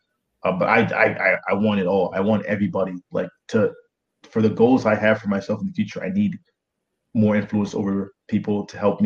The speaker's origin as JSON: {"language": "English", "town": "Boston", "region": "Massachusetts", "country": "United States", "also_born_or_lived": "Nigeria", "said": "I used to say I'm from Boston."}